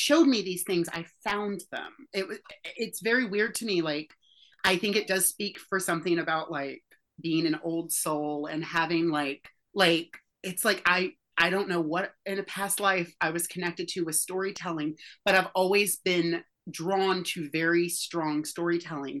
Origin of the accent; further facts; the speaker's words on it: Deep South, United States; now in New York City, United States; I grew up in the Deep South